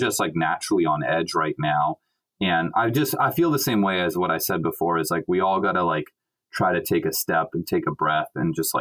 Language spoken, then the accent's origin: English; California, United States; moved away as an adult; also born or lived in Hawaii; now in New York, United States; I'm from California and I was living in Hawaii